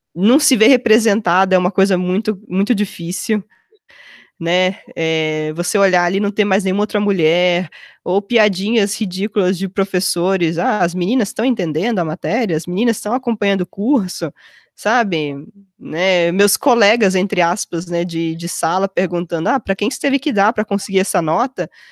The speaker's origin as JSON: {"language": "Portuguese", "town": "Mogi das Cruzes", "region": "São Paulo", "country": "Brazil", "tie": "born or raised there", "also_born_or_lived": "Campinas", "moved": "as an adult", "lives_now": "Chicago area, United States", "said": "eu consegui uma bolsa numa escola lá em Mogi das Cruzes, onde eu cresci"}